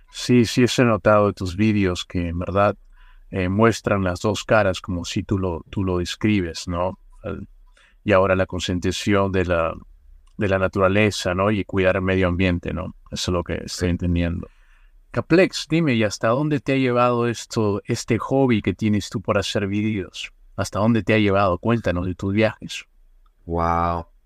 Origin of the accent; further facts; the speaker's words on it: Oruro, Bolivia; nací en Oruro. Es una ciudad